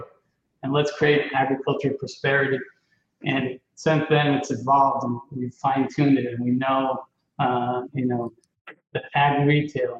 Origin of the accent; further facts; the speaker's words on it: Israel; now in United States; I'm originally from Israel, but I've been here for a while in the U.S.